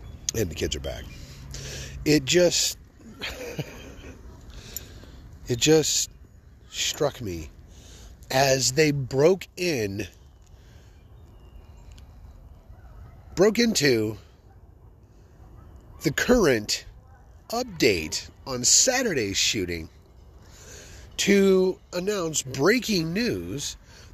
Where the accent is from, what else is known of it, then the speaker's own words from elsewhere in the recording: Fort Worth, Texas, United States; I love my hometown